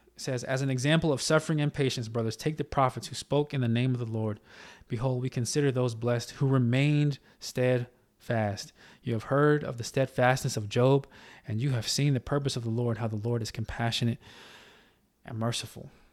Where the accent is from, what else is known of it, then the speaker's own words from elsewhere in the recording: Charlotte, North Carolina, United States; my home state in, uh, in Charlotte, North Carolina